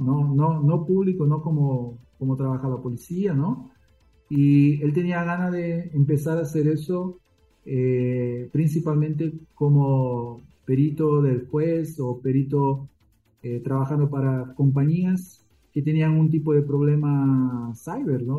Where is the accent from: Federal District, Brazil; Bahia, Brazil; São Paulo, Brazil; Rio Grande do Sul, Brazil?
São Paulo, Brazil; also born or lived in Argentina; Mi familia, bueno, se radicaron en Brasil cuando yo tenía tres años de edad